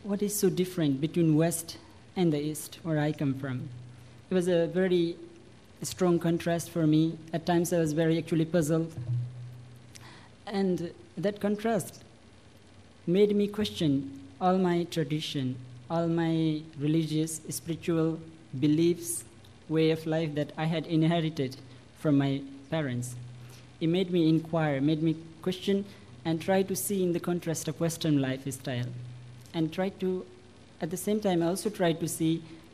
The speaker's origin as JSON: {"language": "English", "country": "Nepal", "tie": "born or raised there", "second_language": "English", "moved": "as an adult", "said": "when I was young, growing into village of Nepal, I was born into a wonderful family"}